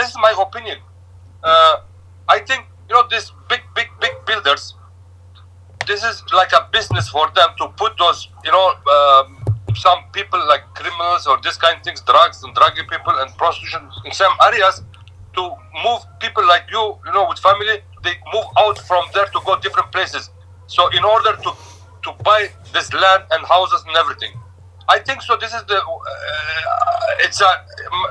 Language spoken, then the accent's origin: English; Turkey; moved away as an adult; also born or lived in Etobicoke, Toronto, Canada; now in Toronto, Canada; I came from Turkey originally, 23 years ago.